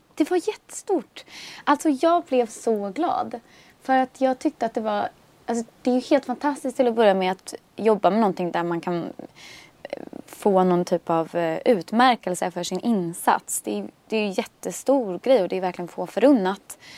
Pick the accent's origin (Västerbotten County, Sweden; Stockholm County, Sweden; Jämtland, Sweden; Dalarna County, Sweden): Stockholm County, Sweden; Stockholm; also born or lived in Bromma; där jag växte upp vid Torsplan